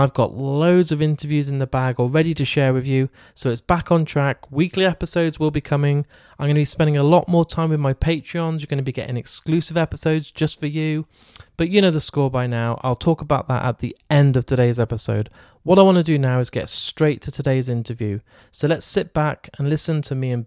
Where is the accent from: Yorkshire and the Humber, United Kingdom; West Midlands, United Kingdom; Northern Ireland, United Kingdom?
West Midlands, United Kingdom; Shrewsbury; Shrewsbury, so I'm a Shropshire boy